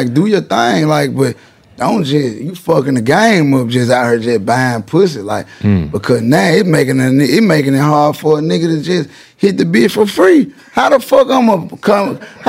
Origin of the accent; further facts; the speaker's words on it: Memphis, Tennessee, United States; See, I'm from Memphis.